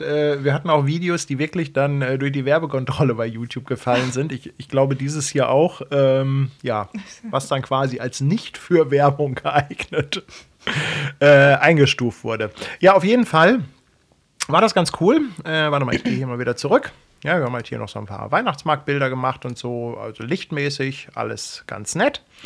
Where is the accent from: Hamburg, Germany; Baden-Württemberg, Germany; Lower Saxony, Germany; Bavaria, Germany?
Hamburg, Germany; als Hamburger